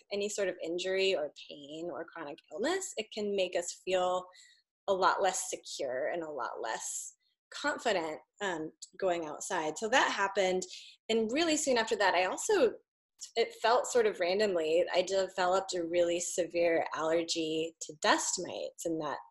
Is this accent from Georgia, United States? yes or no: no; Walla Walla, Washington, United States; moved away; I grew up in Eastern Washington. And we would always, I grew up in Walla Walla